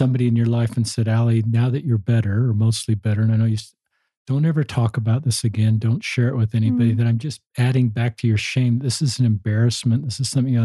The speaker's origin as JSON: {"language": "English", "region": "Utah", "country": "United States", "tie": "born or raised there", "said": "I grew up in Utah"}